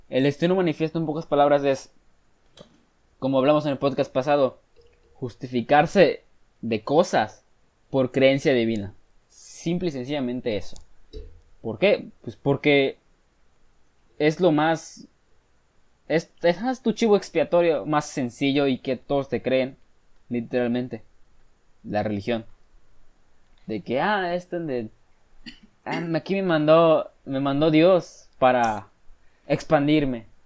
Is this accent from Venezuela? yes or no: no; Mexico; Somos mexicanos.